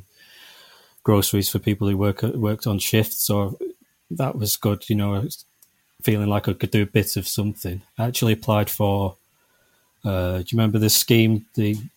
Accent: Manchester, North West England, United Kingdom; I'm from Manchester

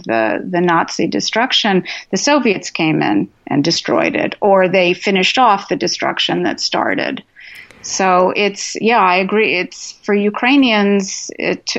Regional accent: West Coast, United States; an American Jew, especially a West Coast American Jew

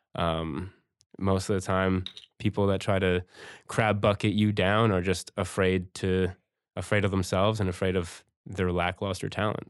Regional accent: Campbellford, Ontario, Canada; I grew up in, in Campbellford

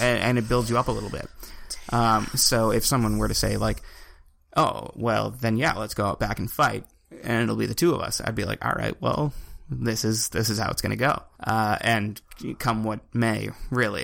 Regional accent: Evanston, Nova Scotia, Canada; I come from Cape Breton. So, like, we're talking 150 people

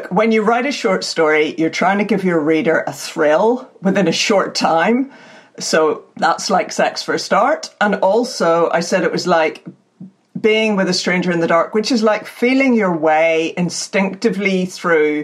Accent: Northern Ireland, United Kingdom; born or raised there; moved away as an adult; also born or lived in England

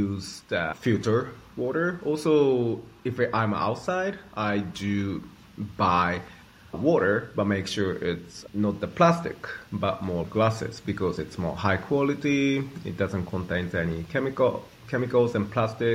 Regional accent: Japan; I grew up in Japan

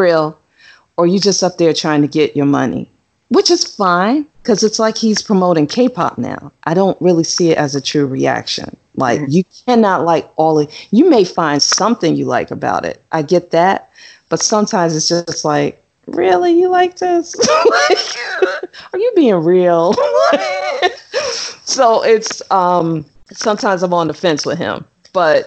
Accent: United States; I'm an American.

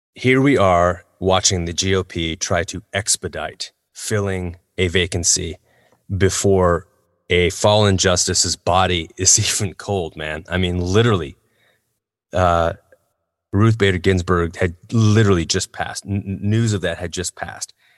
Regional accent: United States; as an American citizen

